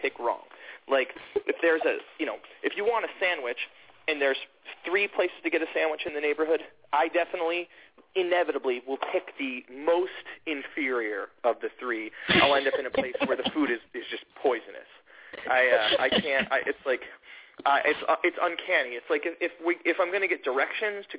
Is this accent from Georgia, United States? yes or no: yes; Atlanta, Georgia, United States; moved away; I grew up in Atlanta and in the suburbs of Atlanta.